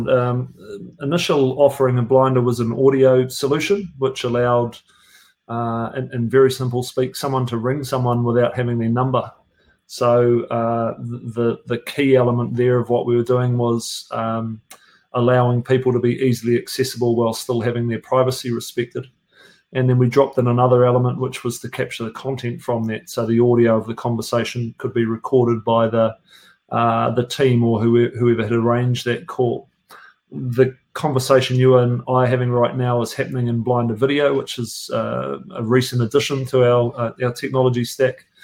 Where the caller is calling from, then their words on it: Auckland, New Zealand; Mate, I am in Auckland, New Zealand, uh, sitting down near the viaduct, uh, near the water